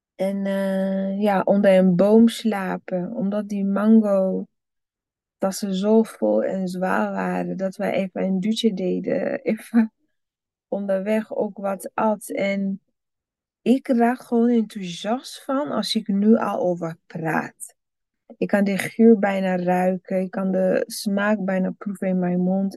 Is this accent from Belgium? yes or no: no; Burundi; moved away; als kind in Burundi